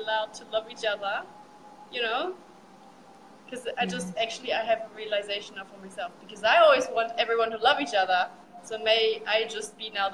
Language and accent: English; Germany; first language German; English is a second language; moved away as an adult; now in Australia; I'm from Germany and I started over there. My story starts in Germany until I packed my stuff and traveled to get overseas.